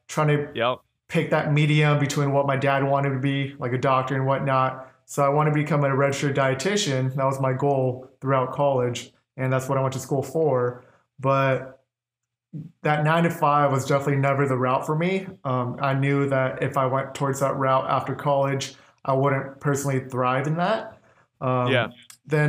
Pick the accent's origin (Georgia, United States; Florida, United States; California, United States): California, United States; Orange County; moved away as an adult; now in Phoenix, United States; I was born and raised in Orange County, California. That's where I grew up.